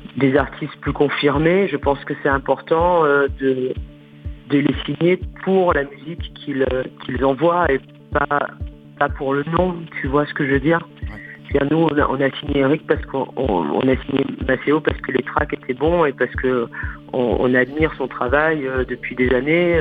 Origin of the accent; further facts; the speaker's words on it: France; en tant que Française